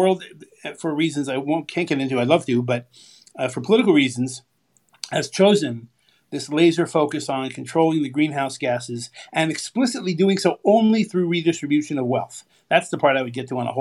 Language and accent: English; California, United States; I grew up in California.